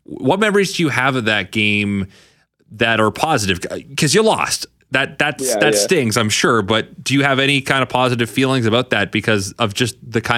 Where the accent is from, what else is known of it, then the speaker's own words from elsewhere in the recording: Canada; Cause growing up in Canada, you see the NBA a lot